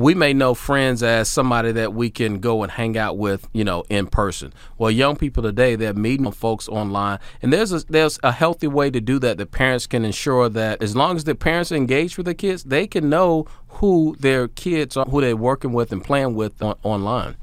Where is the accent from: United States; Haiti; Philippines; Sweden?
United States; Hampton Roads, Virginia; also born or lived in Tennessee; it was a joy to go back to my hometown just to be able to run that Y where my mom was a member